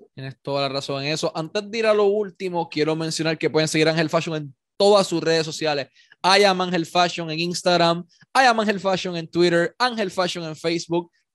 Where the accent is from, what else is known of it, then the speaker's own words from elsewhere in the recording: Ponce, Puerto Rico; yo nací aquí, yo soy de Ponce toda mi vida